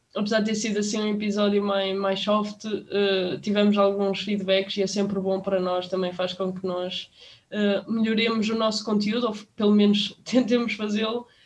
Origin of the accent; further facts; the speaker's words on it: Portugal; nós, como portugueses